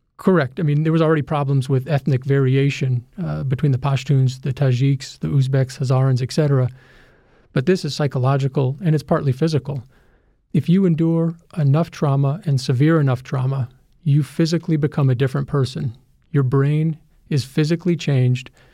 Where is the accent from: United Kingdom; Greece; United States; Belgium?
United States; as an American